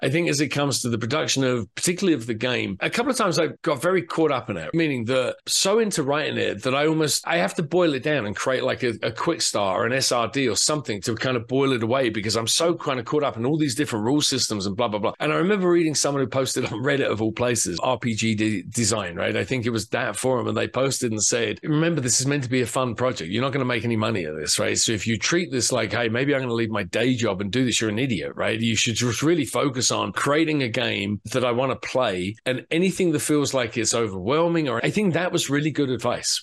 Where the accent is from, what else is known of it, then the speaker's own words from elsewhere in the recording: England, United Kingdom; moved away as an adult; now in United States; I'm obviously English, right? So I grew up reading 2000 AD